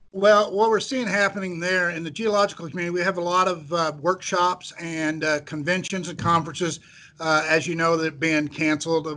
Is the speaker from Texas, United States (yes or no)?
no; central Missouri, United States; I grew up in central Missouri. I grew up in a very small farming town